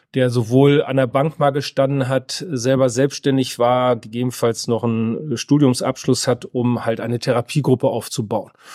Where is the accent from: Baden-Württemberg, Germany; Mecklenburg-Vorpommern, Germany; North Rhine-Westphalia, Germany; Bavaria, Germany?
North Rhine-Westphalia, Germany; komme gebürtig aus Westfalen